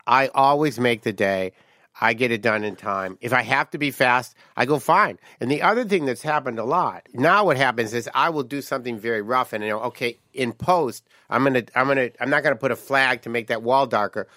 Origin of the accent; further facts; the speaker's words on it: Detroit, Michigan, United States; moved away; I came from Detroit